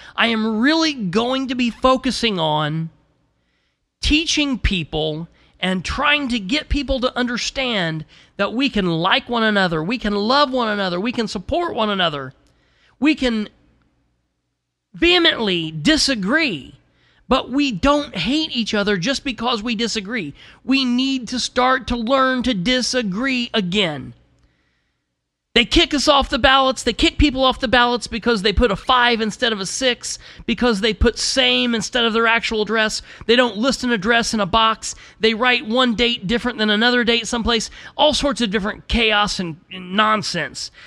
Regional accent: United States; I'm an American

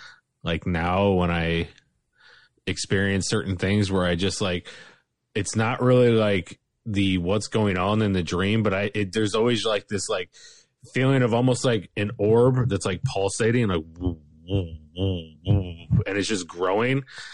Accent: Bradner, Ohio, United States; also born or lived in Fostoria, Ohio; So I was raised in Bradnor, Ohio.

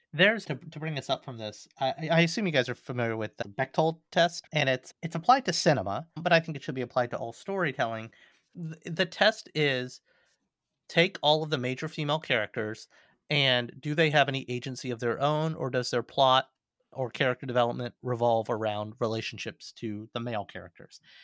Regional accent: Alabama, United States; I'm from Alabama

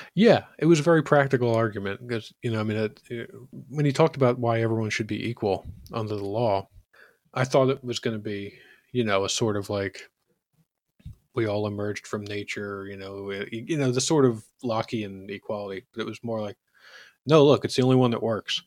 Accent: Philadelphia, Pennsylvania, United States; as a Philadelphian

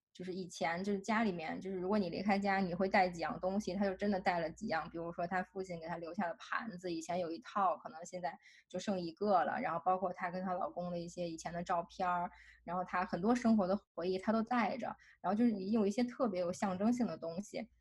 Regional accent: China; moved away as an adult; 从中国来的留学生，包括我

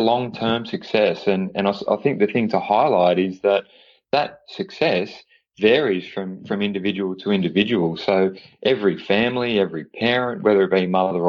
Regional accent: Australia; being Australian

